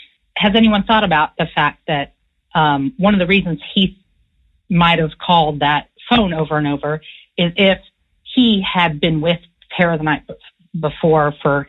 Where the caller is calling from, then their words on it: San Francisco, California, United States; I'm a listener from San Francisco, and I've really enjoyed the podcast.